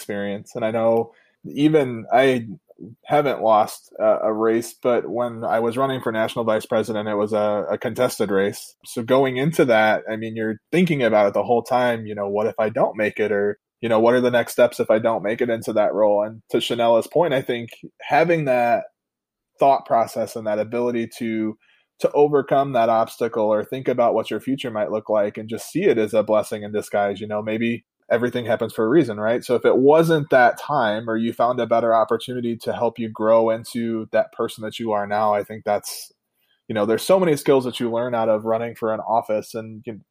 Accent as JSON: {"language": "English", "region": "Indiana", "country": "United States"}